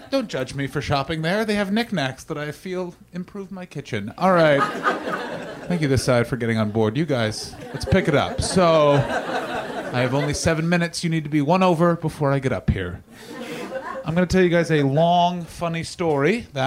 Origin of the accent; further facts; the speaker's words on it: Canada; I'm Canadian, by the way, because all of you suddenly turned being like, "That's not a British